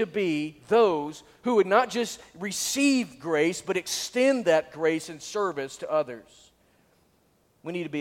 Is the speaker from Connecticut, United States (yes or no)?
no; Northwest Arkansas, United States; I was from Northwest Arkansas